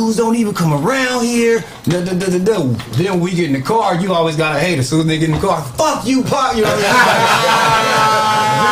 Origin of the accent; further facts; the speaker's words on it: New York, United States; I'm from New York